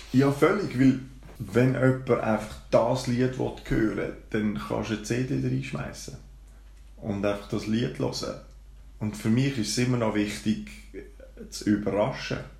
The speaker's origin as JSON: {"language": "German", "town": "Baden", "region": "Aargau", "country": "Switzerland", "tie": "born or raised there", "said": "Bin aufgewachsen und geboren in Baden, in der schönen Limmatstadt"}